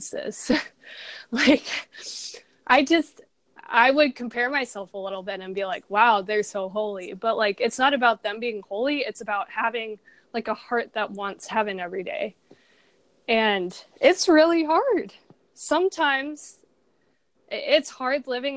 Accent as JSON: {"language": "English", "town": "San Diego", "region": "California", "country": "United States", "said": "I'm from San Diego, California"}